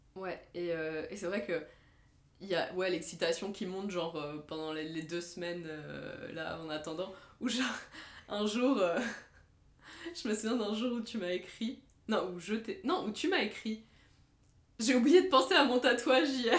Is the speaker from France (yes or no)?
no; Lebanon; moved away; j'ai grandi au Liban